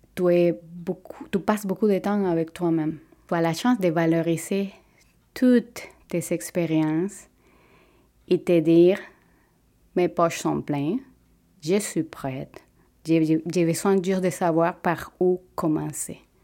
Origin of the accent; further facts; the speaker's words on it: Venezuela; French is a second language; moved away as an adult; now in Quebec, Canada; Je viens du Venezuela